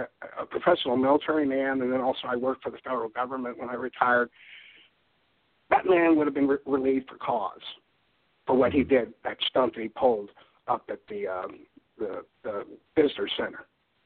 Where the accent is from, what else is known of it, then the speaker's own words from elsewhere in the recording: Deep South, United States; And I'm from the Deep South. I'm not a true Southerner, but, I know my fried chicken.